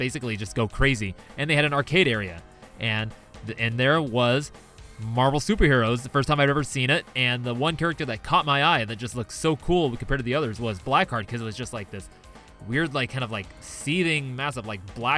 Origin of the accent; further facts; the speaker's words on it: Auburn, California, United States; also born or lived in Los Angeles, California; I was born in Los Angeles, and then at some point my family moved to Auburn, which is in the Sierra foothills in California, gold country.